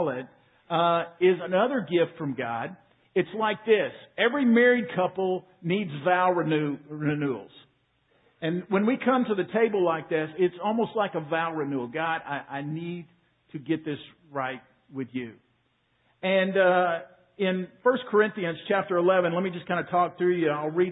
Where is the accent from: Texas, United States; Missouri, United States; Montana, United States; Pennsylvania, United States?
Texas, United States; Waco; I was 8 years old in Waco, Texas, little church called Beverly Hills Baptist Church.